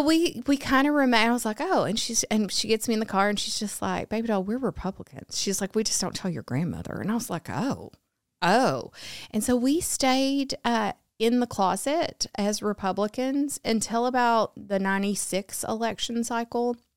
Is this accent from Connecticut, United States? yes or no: no; Arkansas, United States; I grew up in Arkansas, um, born and raised, went to college at the University